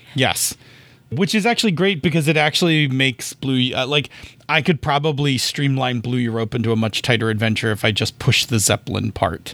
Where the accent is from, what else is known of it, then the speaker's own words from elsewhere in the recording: Buffalo, New York, United States; I am from Buffalo